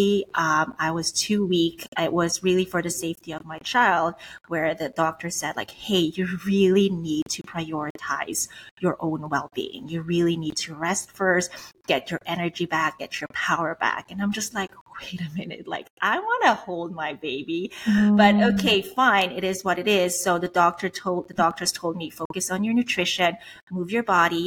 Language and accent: English; Switzerland; moved away; I'm Swiss. I was born and raised in Switzerland, but my background, my parents are from the Philippines.